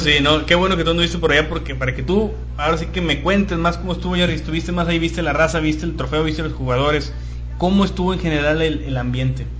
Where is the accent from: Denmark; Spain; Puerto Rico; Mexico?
Mexico; somos los mexicanos